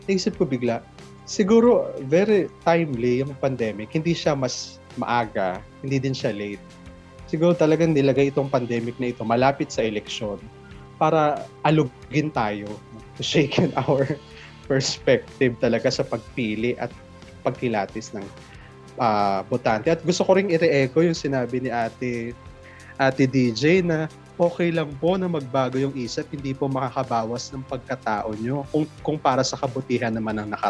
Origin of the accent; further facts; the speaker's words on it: Philippines; meron tayong pananagutan doon bilang isang Pilipino